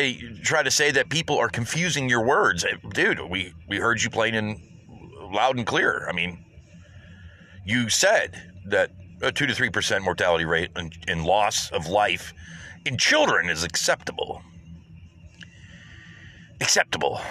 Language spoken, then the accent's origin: English; United States; as an American